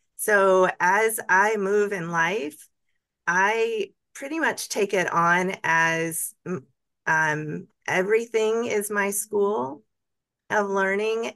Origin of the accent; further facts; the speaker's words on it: Montgomery, Alabama, United States; I actually was born and raised in Montgomery